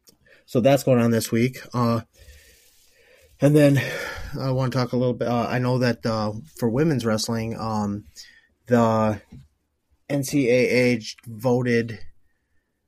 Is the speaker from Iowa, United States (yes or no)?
yes; Decorah, Iowa, United States; My hometown of Decorah